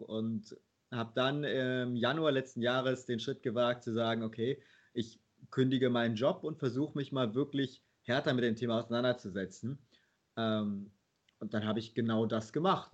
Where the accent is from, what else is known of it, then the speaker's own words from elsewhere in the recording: Leverkusen, North Rhine-Westphalia, Germany; ich bin in Leverkusen aufgewachsen